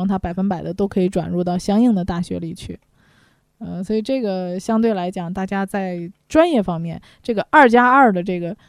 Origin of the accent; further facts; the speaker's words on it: China; 我们中国人